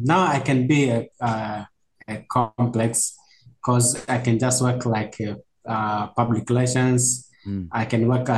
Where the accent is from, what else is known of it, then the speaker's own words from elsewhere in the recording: Arusha, Tanzania; moved away as an adult; now in Dar es Salaam, Tanzania; I'm living from Dar es Salaam now, but I'm coming from Arusha, and my place is called Arusha, Tanzania.